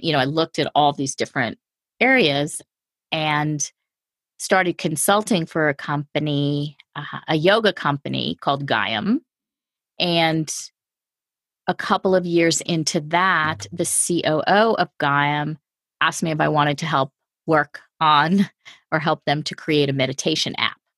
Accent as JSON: {"language": "English", "region": "outside of New York City", "country": "United States", "tie": "born or raised there", "said": "I grew up outside of New York City in a pretty large family"}